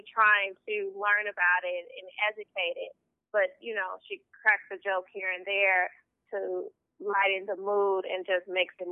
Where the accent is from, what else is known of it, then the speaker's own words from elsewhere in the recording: Chicago, Illinois, United States; I'm from Chicago, born and raised